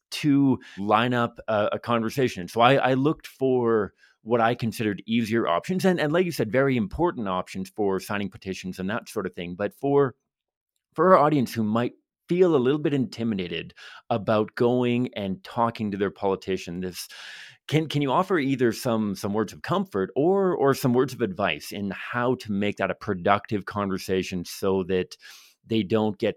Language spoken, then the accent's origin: English; Metchosin, British Columbia, Canada; i remember growing up in Metchosin British Columbia.